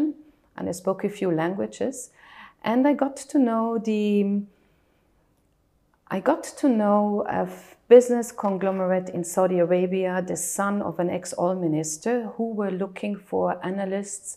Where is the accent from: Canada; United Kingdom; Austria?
Austria; Tyrol; now in United Arab Emirates; I was born and raised in Austria, in Tyrol, in a very picturesque place in the mountains of Austria.